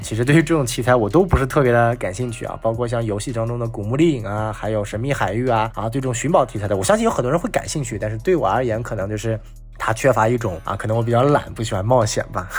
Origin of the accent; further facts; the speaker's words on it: China; 我们中国人